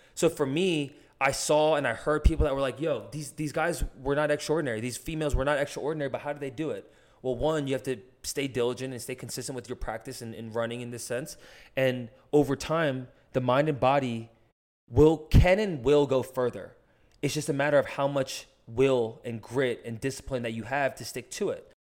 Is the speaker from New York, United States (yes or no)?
no; New Jersey, United States; I was born in New Jersey